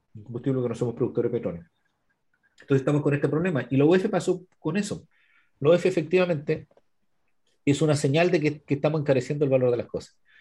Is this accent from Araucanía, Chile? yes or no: yes; Araucanía, Chile; nosotros somos de la región de la Araucanía, que era la novena, o es la novena región